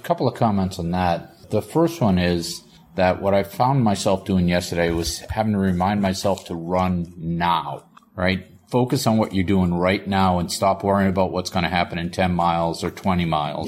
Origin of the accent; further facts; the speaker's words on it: Boston, Massachusetts, United States; I'm from Boston. I grew up in the seventies